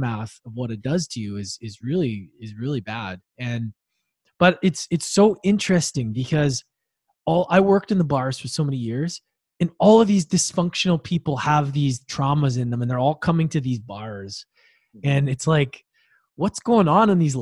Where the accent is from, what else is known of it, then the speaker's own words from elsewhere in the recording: Victoria, British Columbia, Canada; also born or lived in Edmonton, Alberta; we moved from Edmonton to Victoria 2 years later